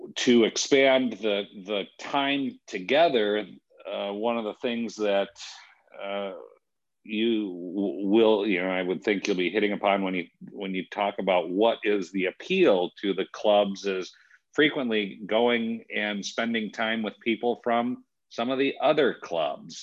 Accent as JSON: {"language": "English", "region": "West Michigan", "country": "United States", "tie": "born or raised there", "said": "Sailing uh, in our family, uh, growing up in West Michigan"}